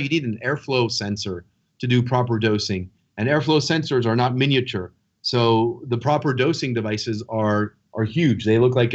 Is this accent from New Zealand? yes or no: no; France; moved away; France, my home country